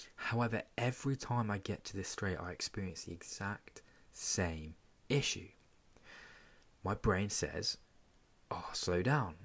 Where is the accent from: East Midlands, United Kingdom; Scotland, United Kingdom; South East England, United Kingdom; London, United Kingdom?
South East England, United Kingdom; Portsmouth; my hometown of Portsmouth.